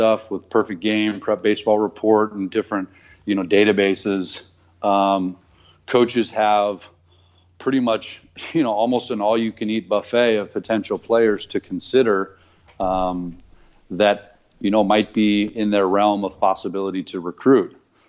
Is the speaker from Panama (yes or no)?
no; Naples, Campania, Italy; born there; also born or lived in Seoul, Korea / Newport, Rhode Island / Long Beach, California / San Diego, California; So we traveled kind of the world, you know, and Italy was where I was born in Napoli, Pozzuoli. No, I'm not actually of Italian descent, just by birth. And lived in Seoul, Korea, lived in Newport, Rhode Island, lived in Long Beach, California, lived in San Diego